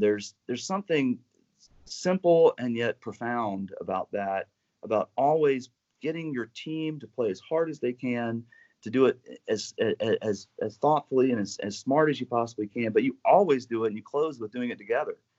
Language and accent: English; North Carolina, United States; as a kid growing up in Carolina